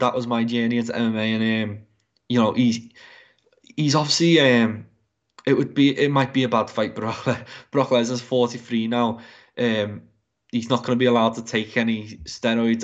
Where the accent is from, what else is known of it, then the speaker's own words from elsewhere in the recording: England, United Kingdom; as an Englishman